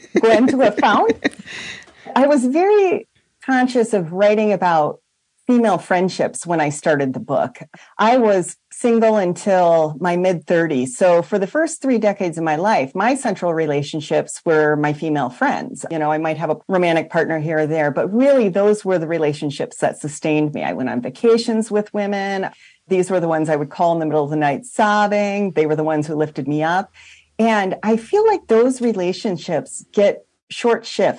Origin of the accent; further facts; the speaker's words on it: Iowa, United States; I'm actually Iowa.